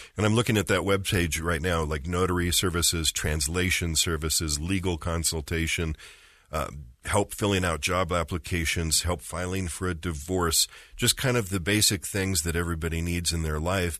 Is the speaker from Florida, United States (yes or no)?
no; Orem, Utah, United States; moved away as an adult; I grew up in Utah County. I grew up in Orem